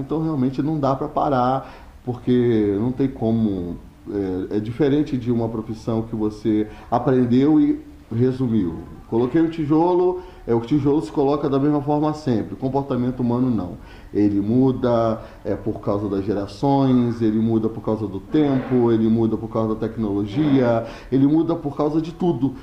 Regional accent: Teresópolis, Rio de Janeiro, Brazil; eu sou de Teresópolis

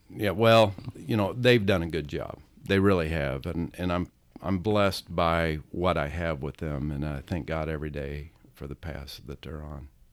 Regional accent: South Roxana, Illinois, United States; we grew up in South Roxana

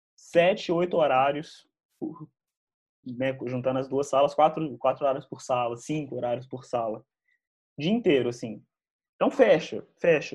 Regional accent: Lavras, Minas Gerais, Brazil; now in Belo Horizonte, Brazil; Eu, eu nasci em Belo Horizonte, mas eu fui criado em Lavras. Moro em Belo Horizonte atualmente

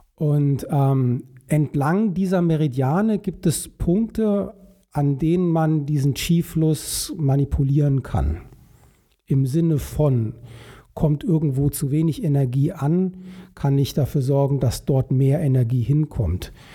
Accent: Vogelsbergkreis, Upper Hesse, Germany; moved away as an adult; also born or lived in Alsfeld / Hamburg / China; now in Bonn, Germany; ich bin aufgewachsen ähm, in einer Region, äh, die heißt Vogelsberg, also Vogelsbergkreis, das ist in ähm, Oberhessen

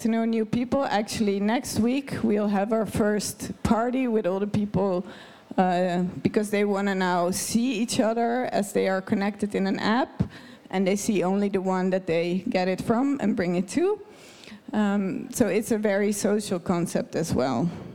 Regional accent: Netherlands; now in Davos, Switzerland; I'm a Dutch person

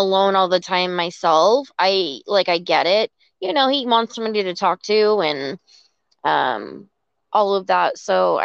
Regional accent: Vermont, United States; also born or lived in Virginia; now in Arizona, United States; I was born and raised in Vermont.

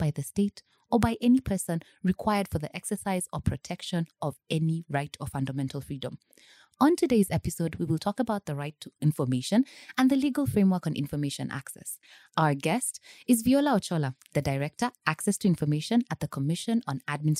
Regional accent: Nairobi, Kenya; born there; So yes, I was born in the Republic of Kenya, mm-hmm. but not in Nyeri. I was born in Nairobi Hospital.

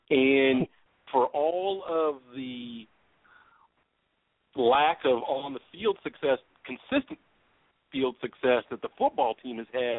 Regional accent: Louisville, Kentucky, United States; My hometown school, the University of Louisville

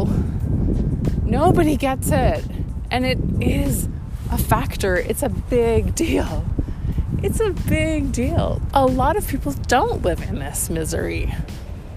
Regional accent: Winnipeg, Manitoba, Canada; being Canadian and being from the prairies and from Winnipeg and from my family

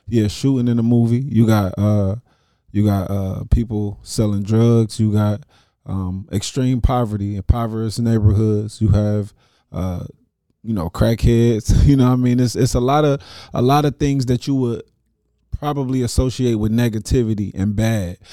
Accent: Dayton, Ohio, United States; I'm from Dayton, Ohio

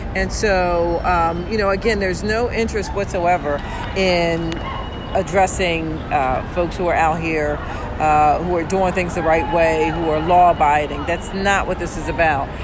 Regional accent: Philadelphia, Pennsylvania, United States; I'm born and raised here. I'm from North Philly

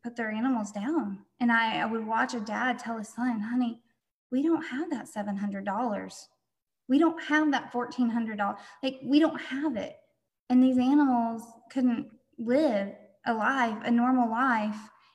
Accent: North Georgia, United States; moved away as an adult; also born or lived in Oklahoma; I was born and raised in Georgia, North Georgia

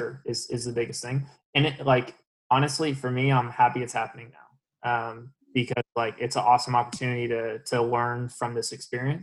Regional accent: Dallas, Texas, United States; now in Orlando, United States; I'm from Dallas

